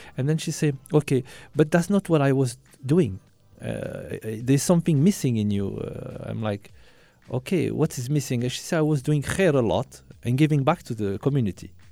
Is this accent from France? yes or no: yes; France; I was born and raised in France, um, uh, from, uh, Algerian parents